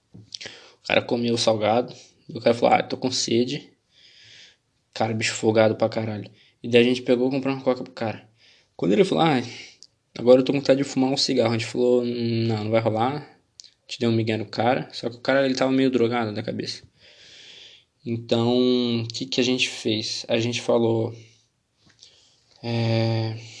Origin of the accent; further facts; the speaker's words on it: Joinville, Santa Catarina, Brazil; eu sou aqui de Santa Catarina.